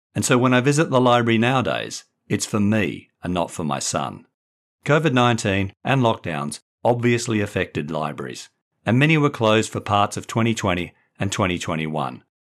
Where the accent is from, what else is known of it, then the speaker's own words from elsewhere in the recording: Perth, Western Australia, Australia; also born or lived in England / Brighton, England; now in Sydney, Australia; from my childhood in Perth to my mid-twenties and thirties in England and as a middle-aged dad in Sydney